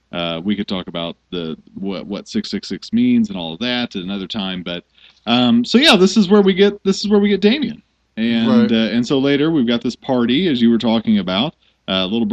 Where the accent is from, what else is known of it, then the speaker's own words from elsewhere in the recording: Richmond, Indiana, United States; Growing up in Richmond, Indiana, we had a little zoo at Glenn Miller Park.